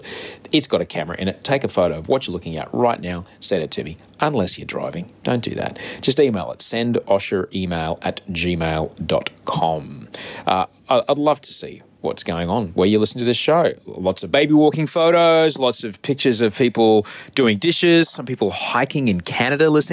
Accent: Australia; I'm an author from Australia

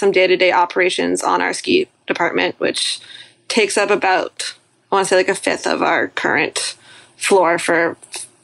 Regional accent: Sunapee area, New Hampshire, United States; moved away as an adult; also born or lived in Western New York; now in Burlington, United States; I'm originally over by the Sunapee area of New Hampshire, so about 2 hours away from where I currently am. Mount Sunapee growing up

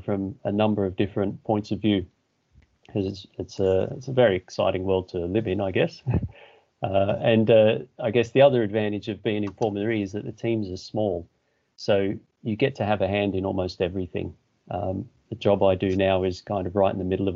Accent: Australia; moved away as an adult; now in England, United Kingdom; I'm from Australia

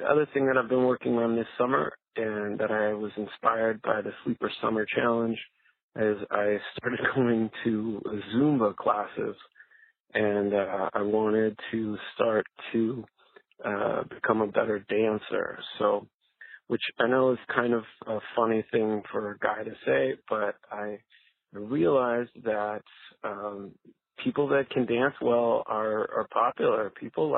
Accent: Canada; now in Anaheim, United States; I am originally from Canada, and now I live in Anaheim, California

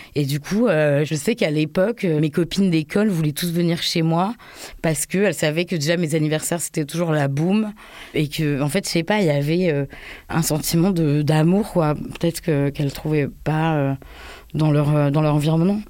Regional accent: Paris, Île-de-France, France; born or raised there

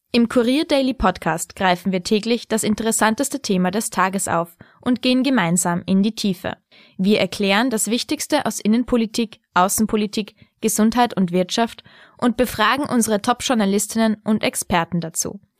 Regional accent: Austria; wir haben als Österreicher jetzt nur gegen eine Mannschaft wirklich innerhalb von 90 Minuten verloren

